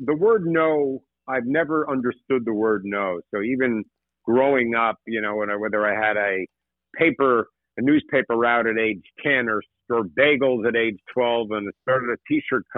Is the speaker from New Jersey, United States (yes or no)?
yes; Tenafly, New Jersey, United States; growing up in Tenafly, New Jersey